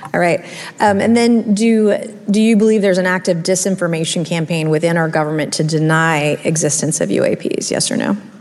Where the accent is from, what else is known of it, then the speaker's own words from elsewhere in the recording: South Carolina, United States; my home state of South Carolina